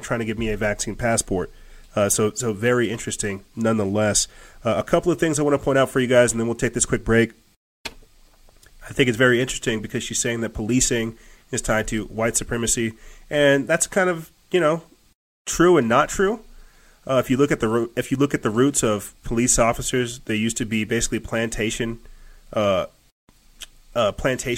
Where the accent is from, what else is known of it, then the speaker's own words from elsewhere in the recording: United States; I'm an American